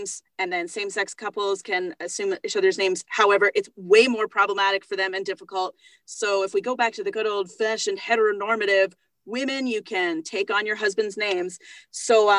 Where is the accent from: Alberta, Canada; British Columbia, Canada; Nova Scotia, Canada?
Alberta, Canada; now in Ontario, Canada; I had to send off for a new birth certificate for Alberta, because I was born in Alberta.